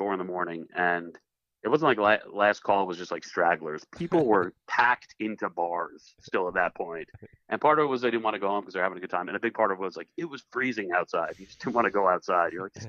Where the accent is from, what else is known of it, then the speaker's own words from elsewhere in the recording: Long Island, New York, United States; moved away as an adult; also born or lived in Buffalo; I'm from Long Island.